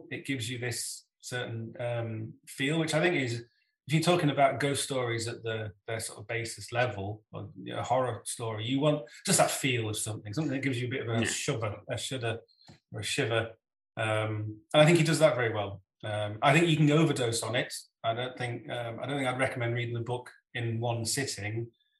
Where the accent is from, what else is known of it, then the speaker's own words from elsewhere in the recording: England, United Kingdom; accent: Northern English; now in Scotland; And if I go back to where I came from in the north of England, my accent becomes more Northern English. But I've lived in Scotland now for 20 years and I haven't picked any of that up, really.